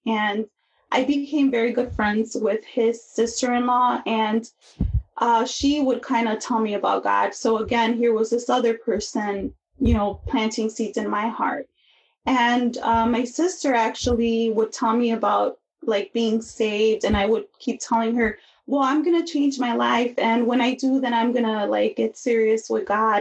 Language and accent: English; Chicago, Illinois, United States; I grew up in Chicago